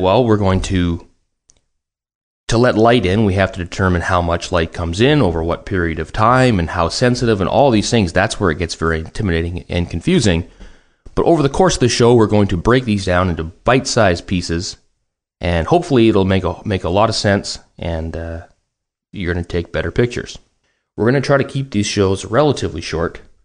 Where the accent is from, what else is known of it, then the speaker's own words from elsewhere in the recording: Vancouver, British Columbia, Canada; I'm from Vancouver, Canada